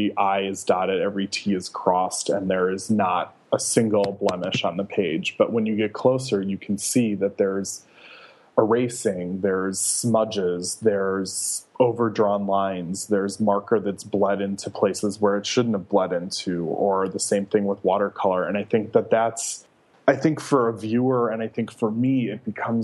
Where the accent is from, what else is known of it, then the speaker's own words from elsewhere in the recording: Wisconsin, United States; moved away as an adult; also born or lived in Brooklyn, New York; now in Staten Island, United States; I grew up in Wisconsin